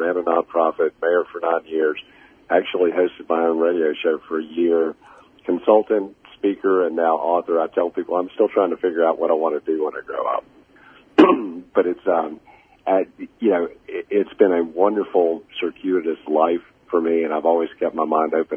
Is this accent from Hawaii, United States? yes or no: no; Augusta, Georgia, United States; also born or lived in Montreal, Canada; I was born in Montreal and moved to Augusta when I was 4 years old, a painfully shy kid with a thick Canadian accent, dropped off at the middle of the deep south